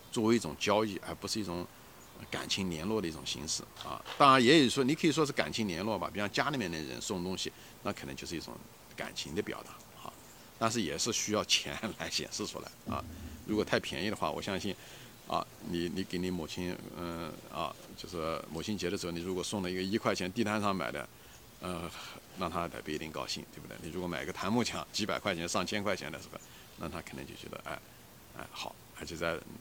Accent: China; 我们很庆幸我们是中国人啊，我们有那种家庭感

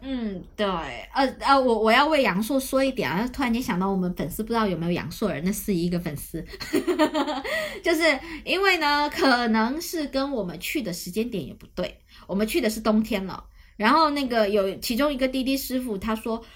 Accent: Shantou, Guangdong, China; moved away; 我家乡汕头这两年，它的因为美食引起的这个旅游潮，呃，在发展嘛

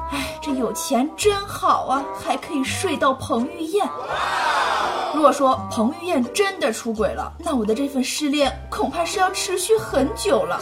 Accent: Henan, China; 虽然我不会说河南话

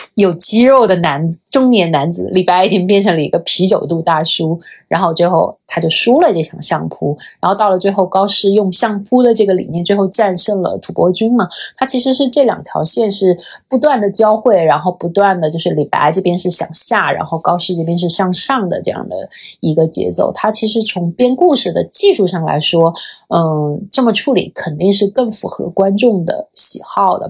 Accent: China; 作为一个中国人

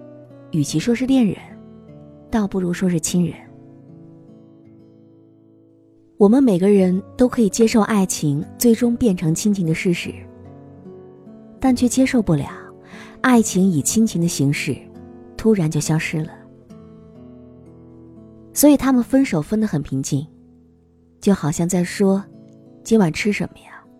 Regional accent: Henan, China; now in Guangzhou, China; 但是电话号码，我从河南来到广州之后，始终都只有一个。

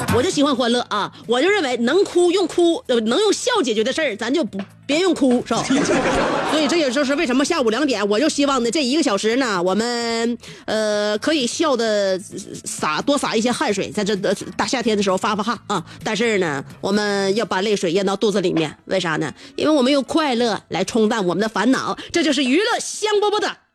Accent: China; 就是我们中国人发现的早了一些，而且我们特别爱惜自己，比较惜命而已

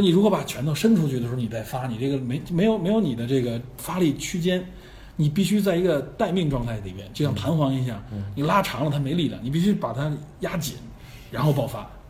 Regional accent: China; 我们中国人

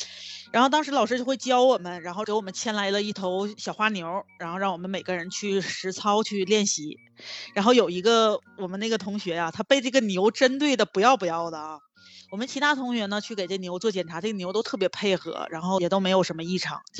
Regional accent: Northeast China, China; 用我们东北话叫膈应人，一看就特别膈应人。我们东北不有一句老话叫“癞蛤蟆露脚面，不咬人膈应人”吗？

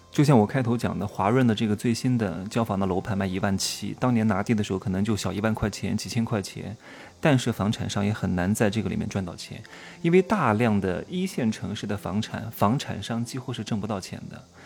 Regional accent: Wuhu, Anhui, China; moved away; 我的老家

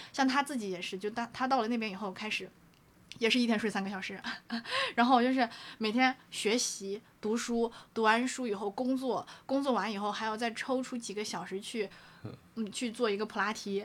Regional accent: China; 我们中国人本来就喜欢造神嘛

